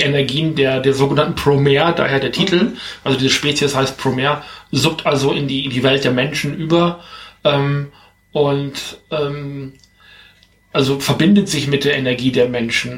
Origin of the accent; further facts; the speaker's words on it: Germany; bei uns in Deutschland